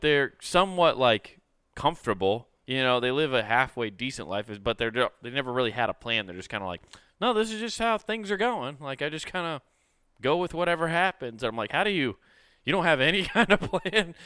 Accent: Detroit, Michigan, United States; I'm from Detroit

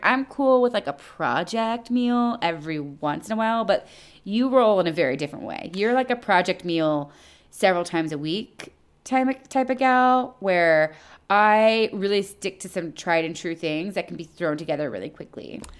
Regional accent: United States; also born or lived in Toronto, Canada; I'm such an American

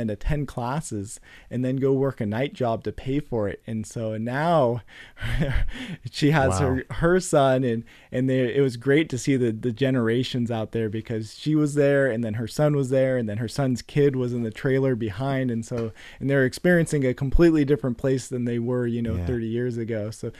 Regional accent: Concord, California, United States; now in Stockton, United States; So I grew up in the East Bay and Concord and all over.

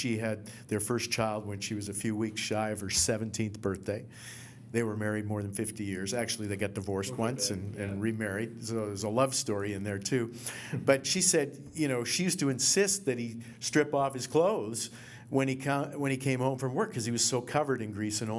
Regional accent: Halifax, Nova Scotia, Canada; Totally different countries. I'm a kid from Halifax.

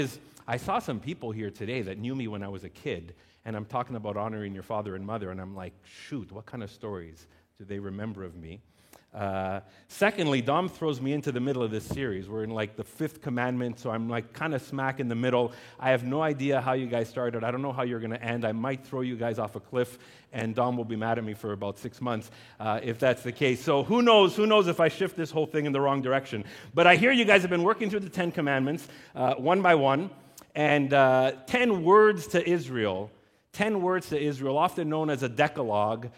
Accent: Laval, Quebec, Canada; also born or lived in West Island, Montreal; now in Montreal, Canada; I grew up as a teenager in Laval, and not one of these new neighborhoods, like legitimately in Duvernay

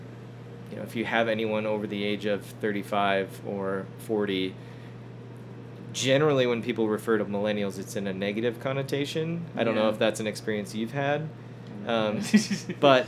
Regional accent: Chicago suburbs, Illinois, United States; moved away as an adult; now in Denver, United States; I'm originally from Chicago suburbs

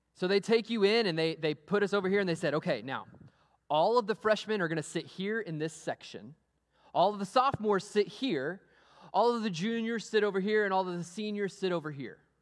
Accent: Amarillo, Texas, United States; moved away; I grew up in Amarillo, Texas. I went to Amarillo High School

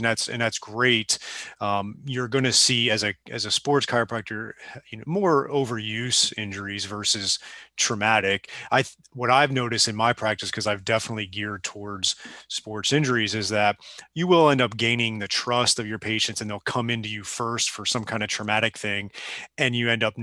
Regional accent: South Florida, United States; when I came down to South Florida, I'm originally from down here.

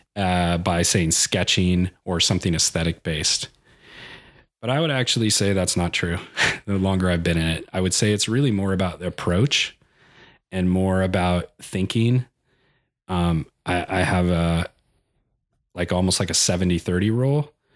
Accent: El Cajon, California, United States; I grew up in, uh, Ocahoone, California, which is, uh, kind of a suburb in, uh, San Diego.

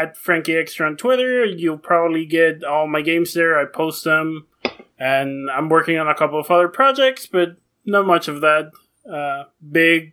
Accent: Mexico; moved away as an adult; I grew up in Mexico. My parents are from Mexico. I grew up there until I was 18

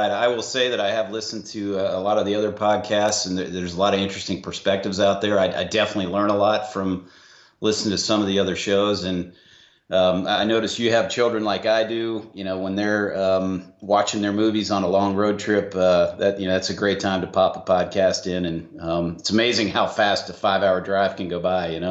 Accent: Atlanta, Georgia, United States; uh, I go on the trail by the trail name … I am from Atlanta, Georgia.

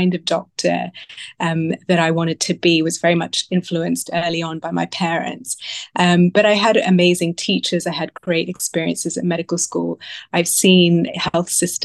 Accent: Sydney, New South Wales, Australia; now in London, United Kingdom; I was born in Sydney

